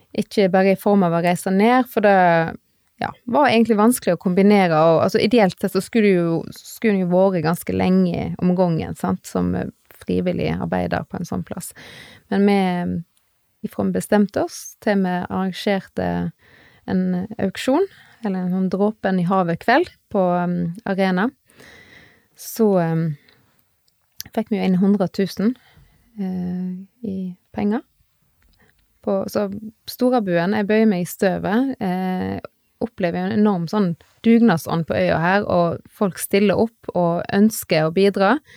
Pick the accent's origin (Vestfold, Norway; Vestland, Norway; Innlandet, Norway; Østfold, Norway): Vestland, Norway; Strandebarm; also born or lived in Bergen / Oslo area / England; now in Stord, Norway; Jeg kommer fra Strandebarm i Hardanger